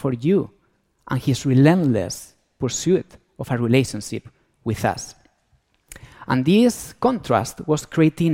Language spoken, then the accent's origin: English; Spain; accent: Antonio Banderas accent; moved away; I'm from Spain, so that's why I have this Antonio Banderas accent